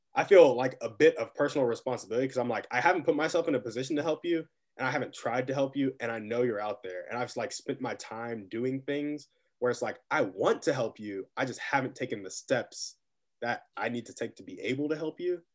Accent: Round Rock, Texas, United States; moved away as an adult; now in North Carolina, United States; I also grew up in Austin. Right now I'm in North Carolina

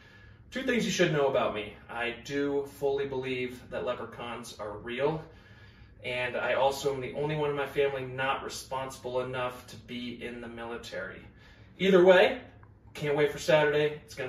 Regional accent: Lone Tree, Colorado, United States; I'm 27 from Lone Tree, Colorado.

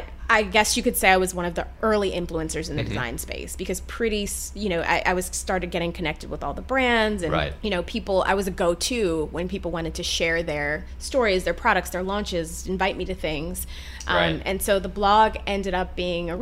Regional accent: Detroit, Michigan, United States; I grew up in Michigan, in suburban Detroit

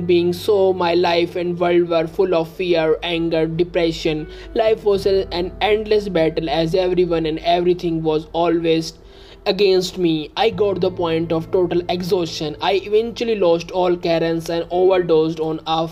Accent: India; I am from India

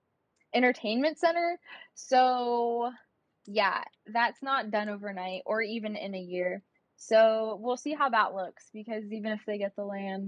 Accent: California, United States; I'm from California

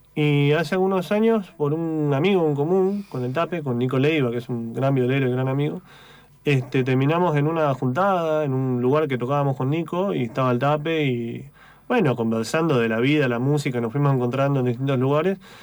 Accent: Neuquén, Argentina; moved away as an adult; also born or lived in Tierra del Fuego; now in Buenos Aires, Argentina; Nacido en Tierra del Fuego, criado en Neuquén. Ok. Desde los 9 años viví en Neuquén

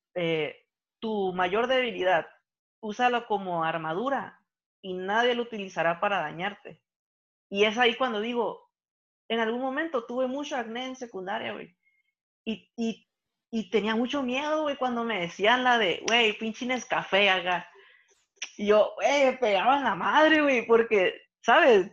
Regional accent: Mexico; nosotros como mexicanos

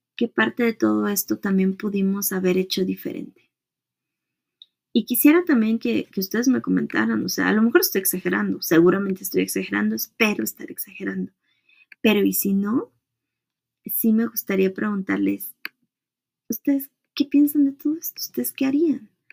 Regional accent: Mexico; mujer, como latina, como mexicana, como treintona

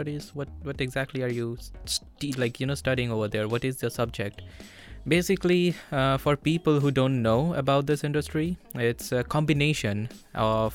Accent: India; moved away as an adult; now in Vilnius, Lithuania; I'm from India. I've been here in Vilnius for the last 1.5 months

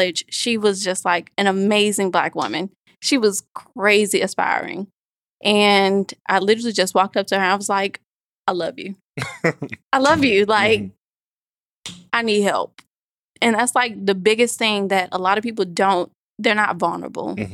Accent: Birmingham, Alabama, United States; moved away as an adult; now in Washington, D.C., United States; I'm originally from Birmingham, Alabama, and, you know, I went to a couple of high schools. I went to Midfield High School and then Winona High School

